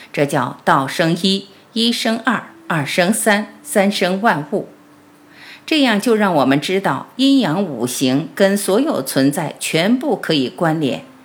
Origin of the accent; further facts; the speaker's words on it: China; 我们是中国人